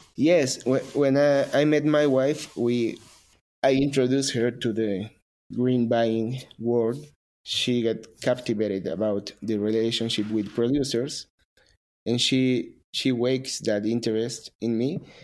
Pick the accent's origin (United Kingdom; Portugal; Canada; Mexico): Mexico; I am a barista from Mexico